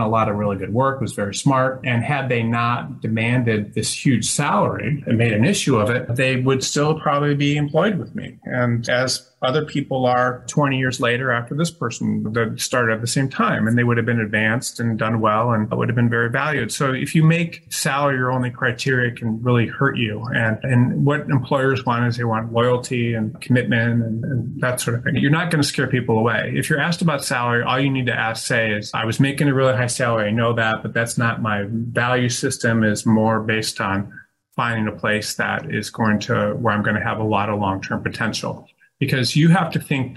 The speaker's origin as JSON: {"language": "English", "town": "Detroit", "region": "Michigan", "country": "United States", "moved": "yes", "said": "I'm from Detroit. So I worked for a federal judge in Detroit"}